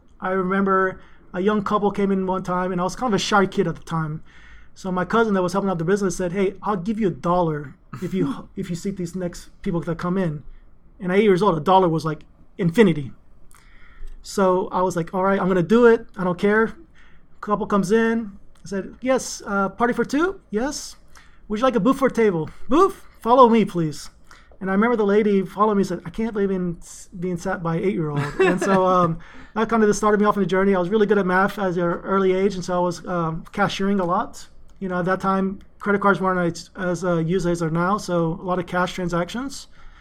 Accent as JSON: {"language": "English", "town": "Houston", "region": "Texas", "country": "United States", "tie": "born or raised there", "also_born_or_lived": "Greece", "said": "my father didn't want me to grow up to be a punk kid in New York City, so I ended up being, punk kid in Houston, Texas"}